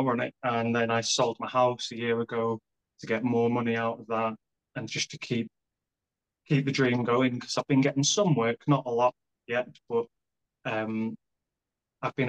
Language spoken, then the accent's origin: English; Colwyn Bay, Wales, United Kingdom; moved away as an adult; now in Leeds, United Kingdom; I am originally from North Wales.